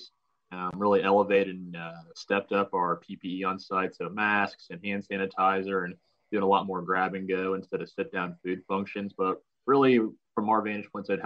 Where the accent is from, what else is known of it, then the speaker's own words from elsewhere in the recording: Columbus, Ohio, United States; moved away; originally from Columbus, Ohio